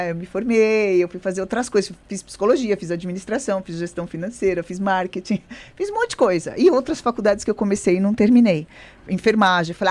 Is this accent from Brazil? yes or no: yes; São Paulo, Brazil; born there; nasci em São Paulo